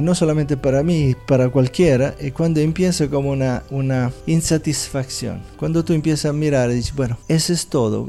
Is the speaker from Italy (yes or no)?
yes; Italy; Spanish is a second language; moved away as an adult; also born or lived in India / Philippines / Southeast Asia / United States; now in Medellín, Colombia; nací en Italia hace 60 años